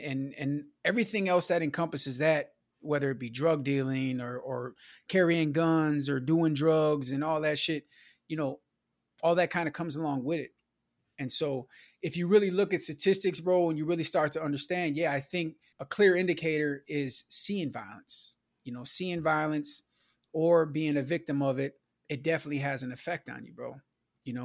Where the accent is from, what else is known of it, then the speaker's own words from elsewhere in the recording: Milwaukee, Wisconsin, United States; I grew up in Milwaukee, you know, on the south side, my childhood was in the nineties